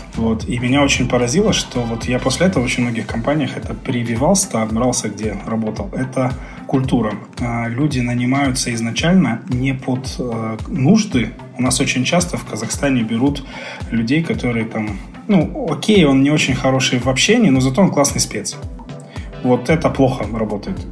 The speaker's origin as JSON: {"language": "Russian", "region": "Crimea", "country": "Ukraine", "tie": "born or raised there", "also_born_or_lived": "Kharkiv, Ukraine", "moved": "as an adult", "lives_now": "Kazakhstan", "said": "Я не местный, я не казахстанец. Я родился и вырос в Крыму"}